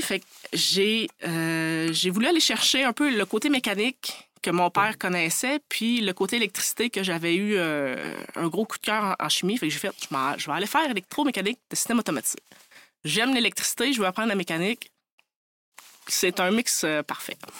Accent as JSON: {"language": "French", "area": "Côte-Nord", "region": "Quebec", "country": "Canada", "tie": "born or raised there", "said": "je suis originaire de la Côte-Nord"}